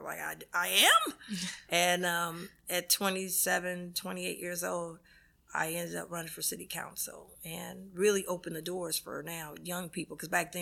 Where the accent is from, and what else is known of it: Cincinnati, Ohio, United States; born or raised there; also born or lived in Grambling, Louisiana